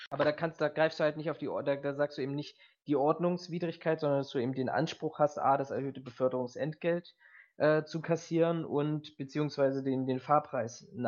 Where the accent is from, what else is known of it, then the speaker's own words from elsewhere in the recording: Berlin, Germany; Ich bin ja auch Berliner